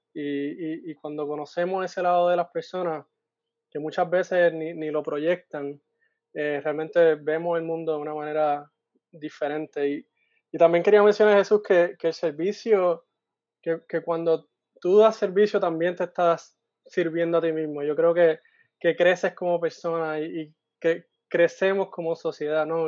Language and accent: Spanish; Guaynabo, Puerto Rico; moved away as an adult; also born or lived in Mayagüez, Puerto Rico; now in Iowa, United States; crecí en Guaynabo y luego de eso, luego de high school, me, mudé a Mayagüez